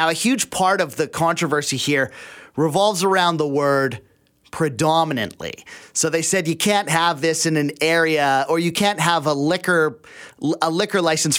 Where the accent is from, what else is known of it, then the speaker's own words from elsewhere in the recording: the Fraser Valley, British Columbia, Canada; If I'm from the Valley, I know people out there and stuff.